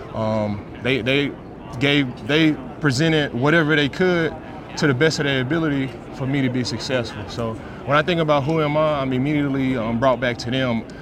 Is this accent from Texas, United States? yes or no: yes; Dallas, Texas, United States; I'm from Dallas, Texas. Born and raised in Dallas, Texas.